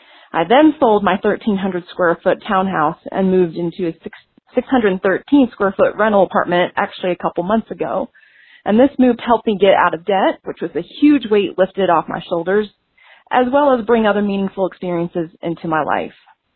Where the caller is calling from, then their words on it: Denver, Colorado, United States; I'm calling from Denver, Colorado.